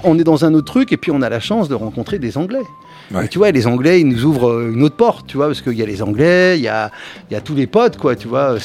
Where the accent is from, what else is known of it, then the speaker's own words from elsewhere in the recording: Cachan, Île-de-France, France; mon quartier, de là où je viens, de Cachan